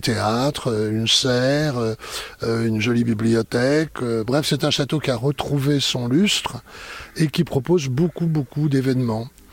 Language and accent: French; Lyon, Auvergne-Rhône-Alpes, France; now in Digoine, France; Je suis natif de Lyon